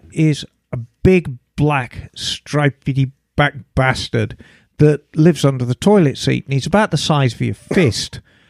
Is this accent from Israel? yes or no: no; South Africa; now in Australia; I grew up in South Africa, but like her, was also born in 1962. Love and own a Triumph and a Harley. And have lived abroad, in my case, Australia, for 3 decades.